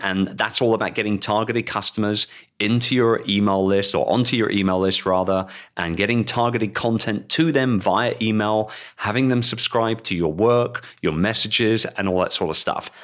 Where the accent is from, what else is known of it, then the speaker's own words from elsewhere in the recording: London, United Kingdom; in London. And I would love to welcome you to my hometown